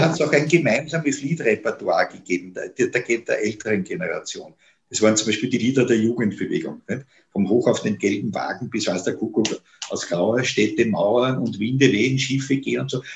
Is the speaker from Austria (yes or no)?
yes; Vienna, Austria; als Wiener